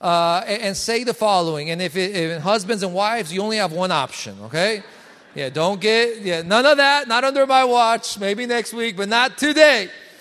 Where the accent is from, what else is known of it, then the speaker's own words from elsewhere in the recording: Colombia; now in United States; I come from Colombia. In Colombia and South America, we have no seasons. In Bogota, it's always 60s and 70s all year around